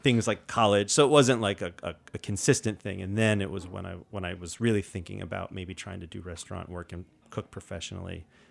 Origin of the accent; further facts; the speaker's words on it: New York City, New York, United States; growing up in New York City